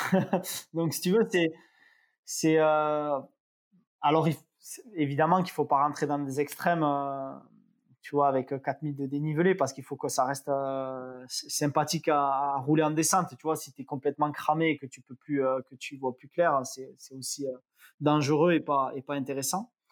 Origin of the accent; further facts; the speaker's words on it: south of France, France; pour moi, en tant que sudiste, si tu veux, le soleil, c'est 90% de la réussite d'un événement.